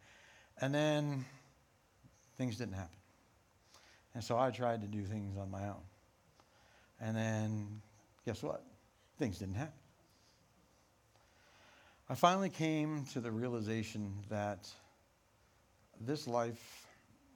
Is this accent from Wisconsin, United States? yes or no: no; Rifle, Colorado, United States; Growing up in Rifle in a Pentecostal church